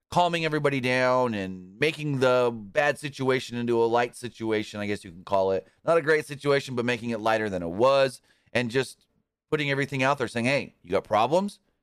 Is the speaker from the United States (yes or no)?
yes; United States; born or raised there